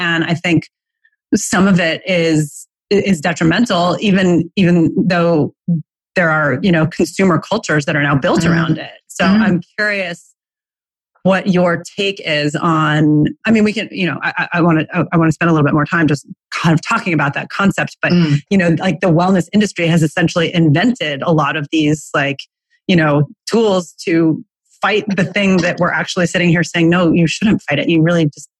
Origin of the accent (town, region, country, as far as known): United States